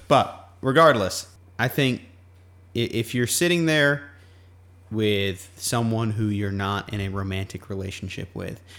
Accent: Guam; moved away; growing up on Guam

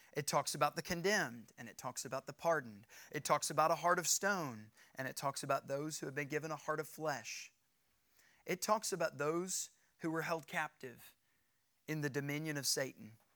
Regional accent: United States; I'm an American citizen. I'm a free individual. Because of my citizenship in this nation, I'm free

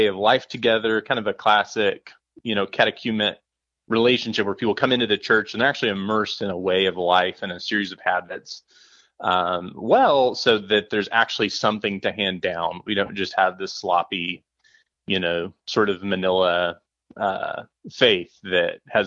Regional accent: Texas, United States; I'm from Texas

